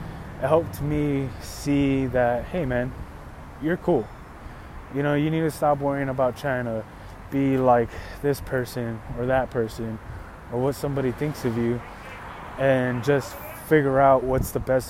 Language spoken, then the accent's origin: English; Los Angeles, California, United States; I was born in Van Nuys, California. But I come from Latin and Chicano heritage